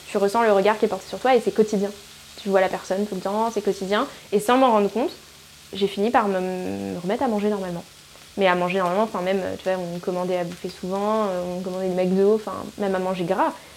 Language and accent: French; New Caledonia; moved away; la Calédonie, c'est tellement un, une île multiculturelle qu'on finit par ne pas avoir notre propre culture